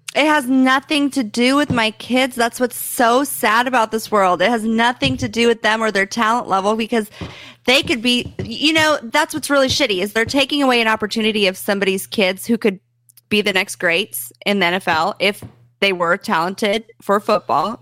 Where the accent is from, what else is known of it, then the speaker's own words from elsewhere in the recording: Lawrence, Kansas, United States; I'm from Kansas